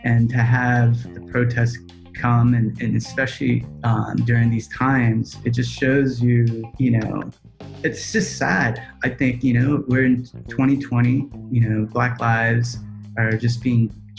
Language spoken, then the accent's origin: English; Laos; Oh, man, it's like, I'm a refugee from Laos.